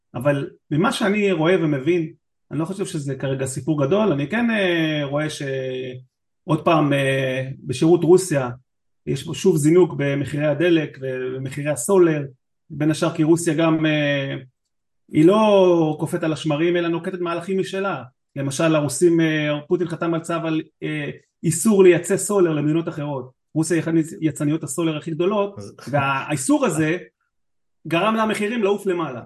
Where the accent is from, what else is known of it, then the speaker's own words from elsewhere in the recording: Israel; אני מישראל